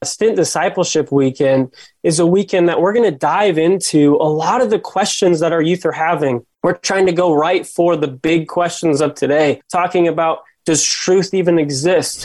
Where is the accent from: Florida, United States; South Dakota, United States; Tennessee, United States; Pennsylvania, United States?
South Dakota, United States; I grew up in South Dakota and I was actually the son of a youth pastor